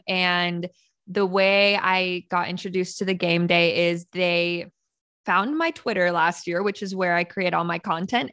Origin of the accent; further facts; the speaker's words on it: Northern California, United States; I'm actually from Northern California, born and raised in California